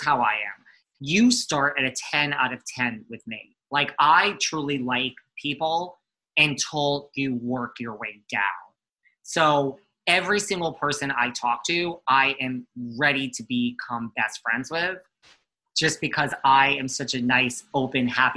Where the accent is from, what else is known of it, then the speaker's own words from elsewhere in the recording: New York, United States; accent: New York; I'm from New York